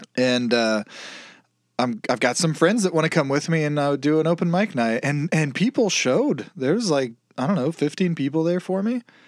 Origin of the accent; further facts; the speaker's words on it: Kansas, United States; I was born in Kansas